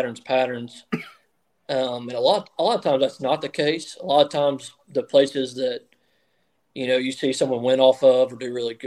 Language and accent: English; United States; I grew up on the Tennessee River